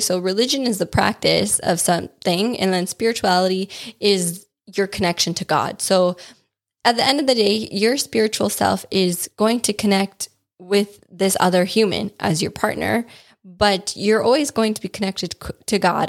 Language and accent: English; Wisconsin, United States; when I was growing up in Wisconsin